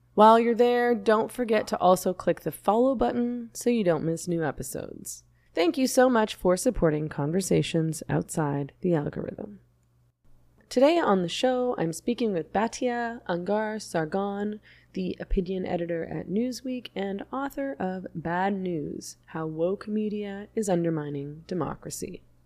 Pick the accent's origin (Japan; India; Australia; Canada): Canada; I'm Canadian